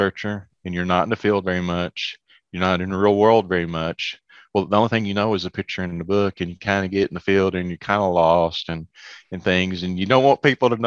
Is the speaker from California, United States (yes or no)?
no; Lubbock, Texas, United States; moved away as an adult; also born or lived in Arkansas / Memphis; now in Memphis area, United States; Growing up around Lubbock, you know, we didn't have very many trees